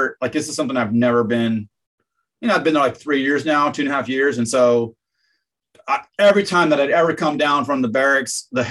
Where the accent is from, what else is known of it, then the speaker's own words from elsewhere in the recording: Idaho, United States; I'm from Idaho. Like I'm from the Northwest